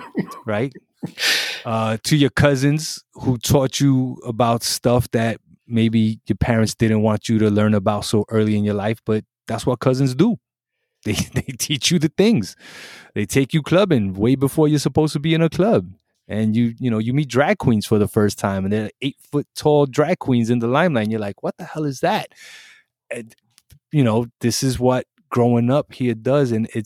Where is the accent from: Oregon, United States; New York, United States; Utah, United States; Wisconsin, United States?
New York, United States; Brooklyn; So in Puerto Rico, I'm American, right? In America, I'm Puerto Rican. And both places got a problem with me.